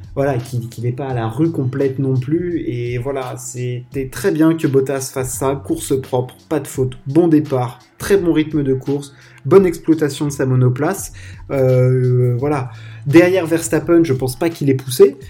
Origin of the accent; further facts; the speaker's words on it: France; en tant que Français